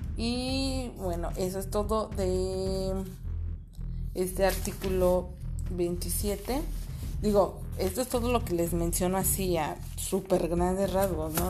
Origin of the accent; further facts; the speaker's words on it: Mexico; como mexicanos es algo que nos afecta a todos